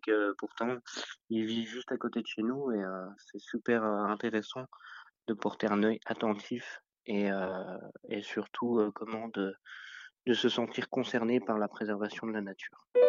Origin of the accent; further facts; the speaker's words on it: Meurthe-et-Moselle, Grand Est, France; je suis originaire de Meurthe-et-Moselle